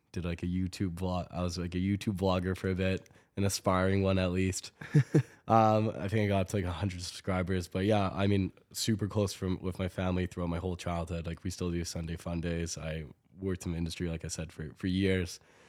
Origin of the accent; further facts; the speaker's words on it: Toronto, Ontario, Canada; born there; now in Calgary, Canada; I was born in Toronto, moved to Calgary about 15 years ago